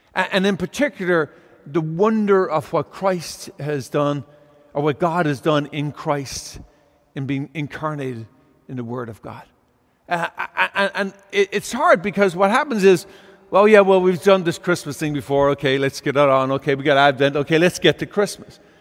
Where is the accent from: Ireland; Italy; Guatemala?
Ireland; now in California, United States; I grew up in Ireland